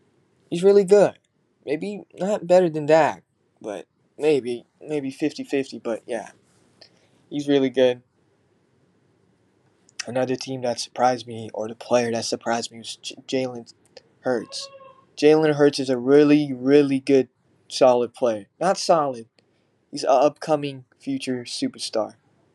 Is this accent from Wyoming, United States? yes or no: no; Texas, United States; I'm from Texas and I'm a Texas fan.